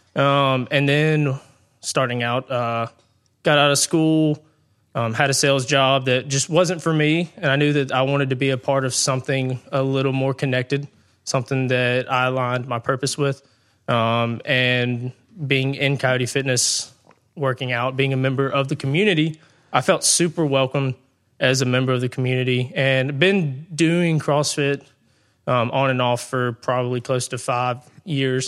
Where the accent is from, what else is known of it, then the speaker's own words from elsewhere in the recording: Brandon, Mississippi, United States; I grew up in the Brandon area. So, um, growing up, went to Brandon High School